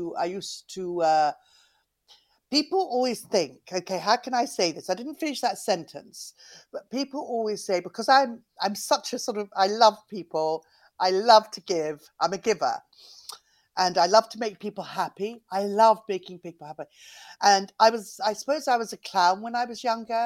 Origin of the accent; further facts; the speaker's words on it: London, United Kingdom; also born or lived in Cornwall; I was brought up in London and Cornwall, really. And we moved around quite a lot, but mostly London.